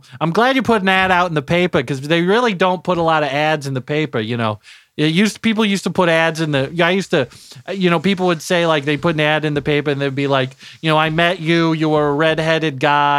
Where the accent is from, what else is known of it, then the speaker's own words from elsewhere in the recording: Terre Haute, Indiana, United States; I'm homegrown. I'm here from Terre Haute. Never left. Not once, you know?